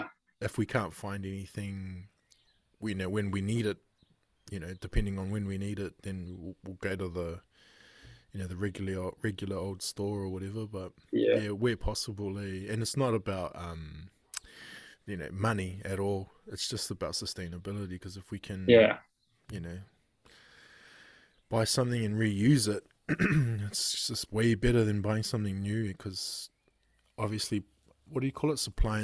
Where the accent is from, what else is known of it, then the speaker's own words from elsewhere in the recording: Auckland, New Zealand; also born or lived in Hamilton; now in Kawiru, New Zealand; So I moved from Hamilton to Kawiru, and prior to Hamilton, I was in Auckland. And so in where I was in Auckland, you had a big bin, like a wheelie bin.